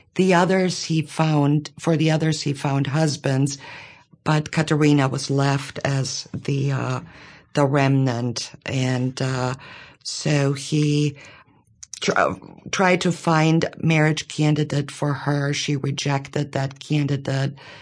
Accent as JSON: {"language": "English", "region": "Bavaria", "country": "Germany", "tie": "born or raised there", "moved": "as an adult", "lives_now": "Monroe, United States", "said": "I grew up in Bavaria."}